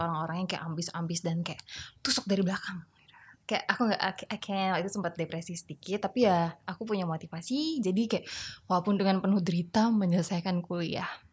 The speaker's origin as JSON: {"language": "Indonesian", "town": "Medan", "region": "North Sumatra", "country": "Indonesia", "tie": "born or raised there", "also_born_or_lived": "Jakarta / Bandung", "moved": "as an adult", "said": "aku lahir di Jakarta, terus kita pindah ke Medan dari aku kelas satu SD"}